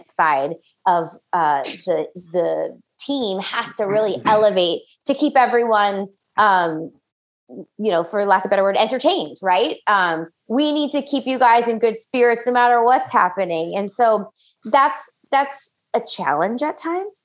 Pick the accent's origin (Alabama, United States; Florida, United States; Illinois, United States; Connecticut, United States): Florida, United States; Orlando; I'm actually from Orlando, Florida